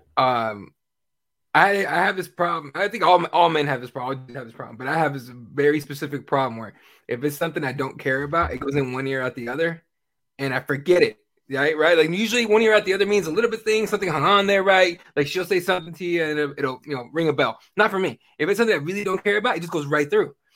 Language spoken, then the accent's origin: English; Mexico; moved away; I'm from Mexico